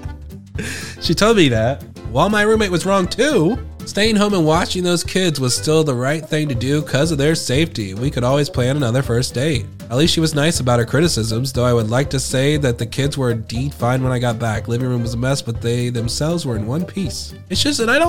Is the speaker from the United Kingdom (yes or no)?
yes; United Kingdom; I'm British.